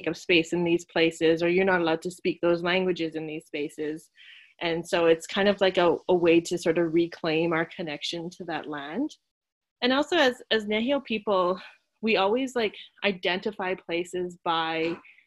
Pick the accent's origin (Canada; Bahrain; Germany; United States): Canada; Saddle Lake Cree Nation, Alberta; also born or lived in Beaver Hills House (Edmonton); I come from the Saddle Lake Cree Nation, as well as Beaver Hills House